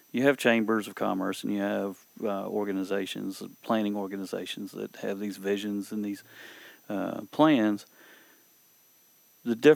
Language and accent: English; Little Rock, Arkansas, United States; But I grew up in Little Rock, mm-hmm. and I grew up in a totally different environment.